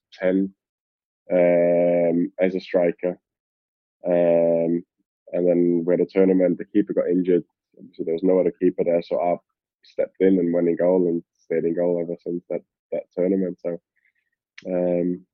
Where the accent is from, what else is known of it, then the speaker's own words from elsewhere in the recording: Austria; also born or lived in London, United Kingdom / Glasgow, United Kingdom; now in England, United Kingdom; where I'm from and where I was born, where I grew up, it's almost a given to be good at skiing. In Austria